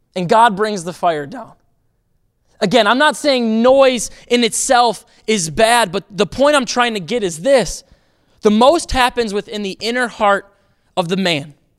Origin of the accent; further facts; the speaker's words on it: Racine, Wisconsin, United States; moved away; I grew up in Racine, Wisconsin.